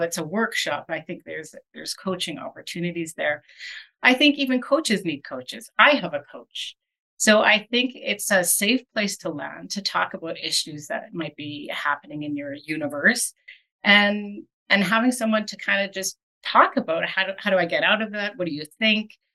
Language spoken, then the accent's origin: English; Winnipeg, Manitoba, Canada; now in Calgary, Canada; I was born in Winnipeg